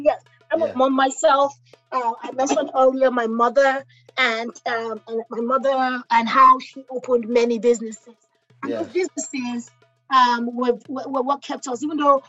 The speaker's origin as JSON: {"language": "English", "country": "Nigeria", "tie": "born or raised there", "also_born_or_lived": "Lagos, Nigeria", "moved": "yes", "lives_now": "Illinois, United States", "said": "Growing up in Nigeria, you know, I was kind of like the assistant entrepreneur of my mom."}